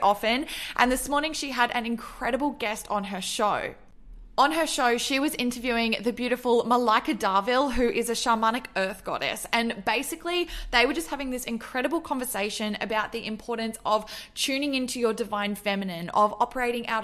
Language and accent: English; Australia; also born or lived in Melbourne; I'm from Australia and I live in Melbourne